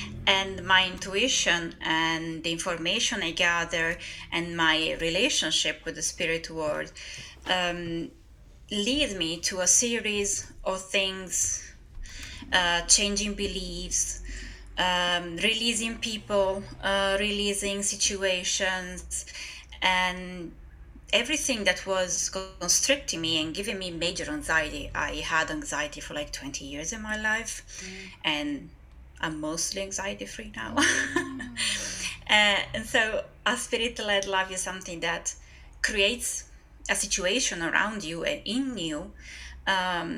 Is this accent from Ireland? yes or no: no; northeast Italy, Italy; I am from Northeast Italy